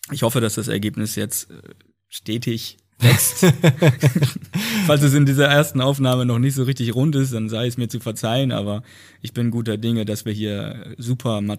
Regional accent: Hesse, Germany; erst in meiner Heimat in Nordhessen

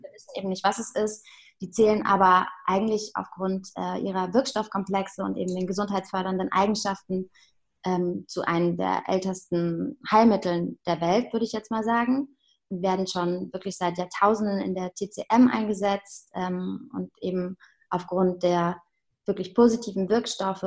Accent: Heidelberg, Baden-Württemberg, Germany; moved away as an adult; also born or lived in Hamburg; now in Berlin, Germany; ich komme äh, ursprünglich aus Heidelberg

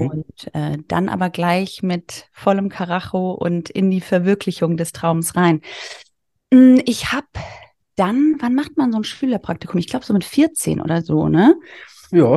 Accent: a small village near Darmstadt, Hesse, Germany; ich komme aus einem kleinen Dorf bei Darmstadt. Du hast ja mich als Hessin angekündigt

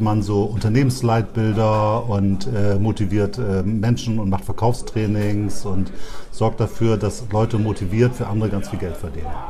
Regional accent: Bremen, Germany; ich bin totaler Bremer

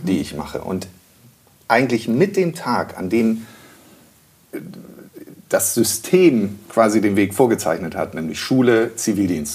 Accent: Rendsburg, Schleswig-Holstein, Germany; moved away; also born or lived in Freiburg; ich bin in Schleswig geboren, in äh, Rendsburg, in einem Dorf bei Rendsburg groß geworden

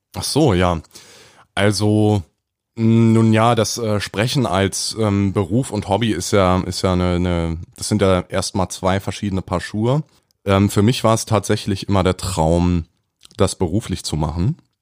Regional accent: Berlin, Germany; bin junge 27 Jahre alt oder jung, ähm, komme aus Berlin

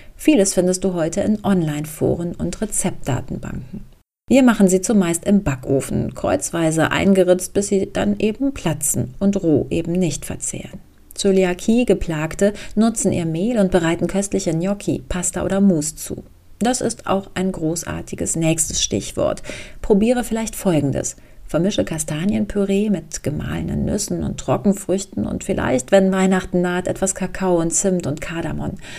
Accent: Hambach Forest area, North Rhine-Westphalia, Germany; moved away; also born or lived in Dortmund; in meiner alten Heimat

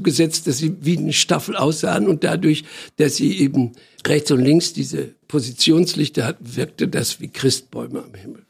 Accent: Iserlohn, North Rhine-Westphalia, Germany; now in Berlin, Germany; bin geboren in einer Stadt in im Sauerland. Die Stadt heißt Iserlohn

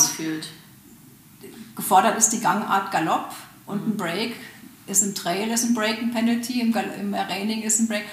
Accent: Germany; bei uns in Deutschland

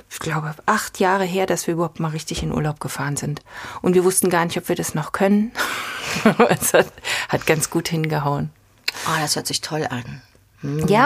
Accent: Berlin, Germany; born there; ich bin tatsächlich in Berlin geboren, Ostberlin.

